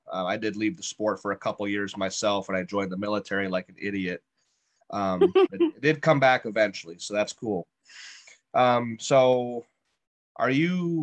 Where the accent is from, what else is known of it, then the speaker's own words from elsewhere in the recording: Ohio, United States; We're from Ohio as well